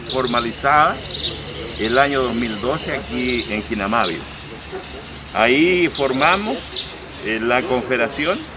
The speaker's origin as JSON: {"language": "Spanish", "town": "Temuco", "region": "Araucanía", "country": "Chile", "said": "Yo soy de Temuco, viene mucha gente del sur, desde la isla también"}